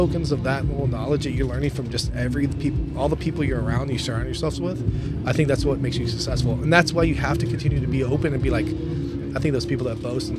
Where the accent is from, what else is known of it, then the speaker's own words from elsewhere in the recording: Louisville, Kentucky, United States; moved away as an adult; now in Minnesota, United States; We're originally from Louisville, Kentucky, and you know, both of us born and raised, and you know, we grew up together, high school, long time friends.